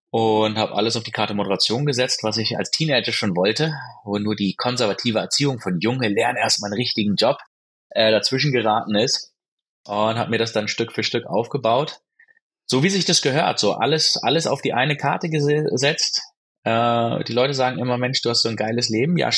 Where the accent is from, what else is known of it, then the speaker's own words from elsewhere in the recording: Baden-Württemberg, Germany; moved away as an adult; Ich bin so klassisch äh, gut behüteter Mittelstand aufgewachsen am Fuße des Schwarzwalds